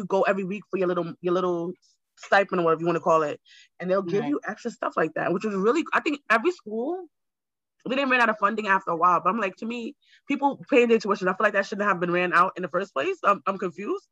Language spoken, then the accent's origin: English; Jamaica; also born or lived in Queens, New York; now in New York, United States; I'm Jamaican